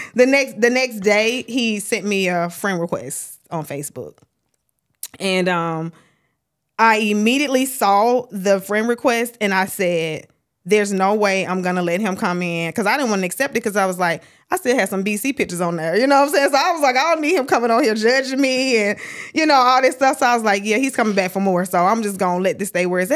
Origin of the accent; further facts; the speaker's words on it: Starkville, Mississippi, United States; now in Atlanta, United States; Originally from Starkville, Mississippi